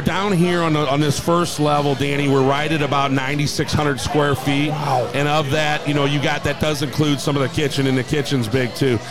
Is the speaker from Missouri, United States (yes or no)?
yes; St. Louis, Missouri, United States; I'm a St. Louis boy, born and raised, and I'm proud to own a bar right in the heart of this city